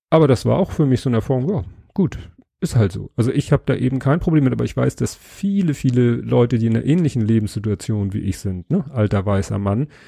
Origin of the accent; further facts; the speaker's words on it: Hamburg, Germany; Sie ist 35, kommt aus Hamburg, was ich als Hamburger natürlich äh